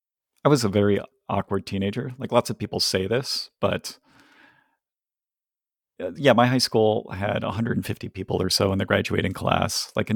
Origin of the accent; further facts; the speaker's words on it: Ohio, United States; Or also, I'm from Ohio, and I like Ohio sports teams